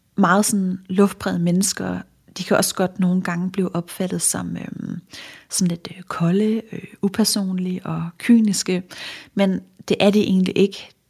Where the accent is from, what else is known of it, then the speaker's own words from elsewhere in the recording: Funen, Southern Denmark, Denmark; nu er jeg fra Fyn